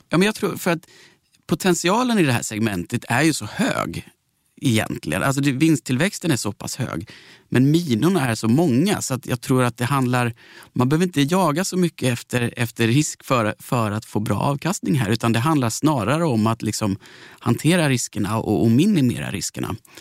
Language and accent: Swedish; Växjö, Kronoberg County, Sweden; Jag kommer från Växjö